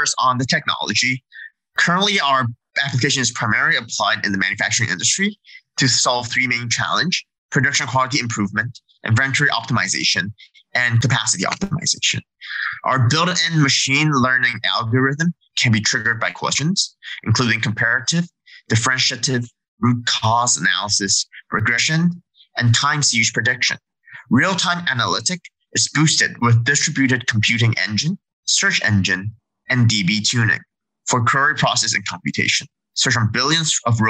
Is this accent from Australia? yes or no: no; Canada; I'm actually Canadian